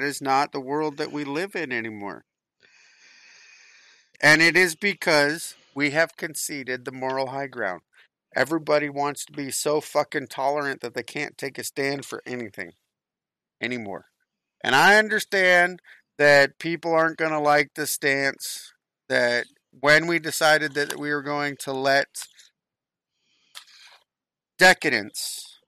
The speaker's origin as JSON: {"language": "English", "region": "Florida", "country": "United States", "tie": "born or raised there", "said": "It's cold. I grew up in South Florida."}